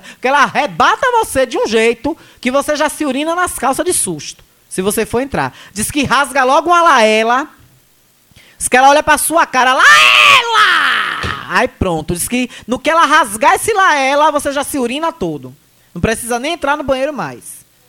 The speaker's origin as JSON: {"language": "Portuguese", "area": "Asa Branca", "region": "Bahia", "country": "Brazil", "tie": "born or raised there", "said": "quando eu era criança, minha infância foi toda na Asa Branca, eu brincava muito aí para esses lados"}